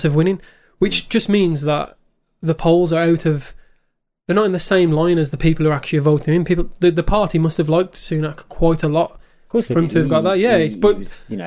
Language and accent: English; United Kingdom; We're from the United Kingdom.